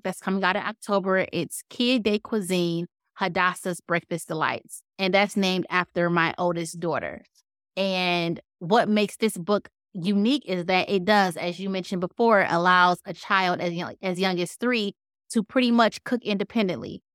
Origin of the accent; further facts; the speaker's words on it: Detroit, Michigan, United States; moved away; originally, I'm from Detroit, born and raised